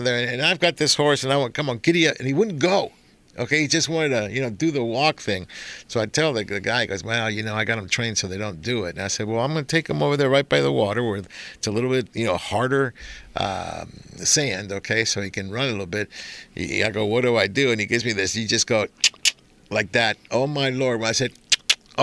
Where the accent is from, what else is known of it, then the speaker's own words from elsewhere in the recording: Argentina; moved away; I was born in Argentina